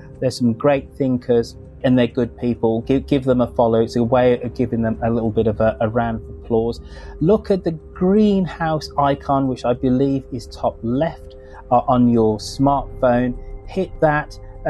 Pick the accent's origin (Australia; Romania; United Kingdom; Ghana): United Kingdom; as a Brit and a British citizen